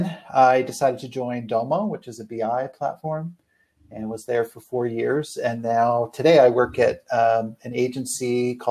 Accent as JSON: {"language": "English", "country": "Canada", "moved": "as an adult", "lives_now": "United States", "said": "originally I'm from Canada. I actually moved down to the States about almost 20 years"}